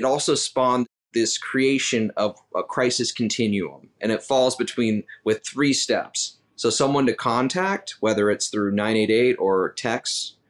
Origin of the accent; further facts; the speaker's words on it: Utah, United States; also born or lived in Salt Lake City; now in Washington, D.C., United States; I'm originally from Utah, go Utes. But I live in DC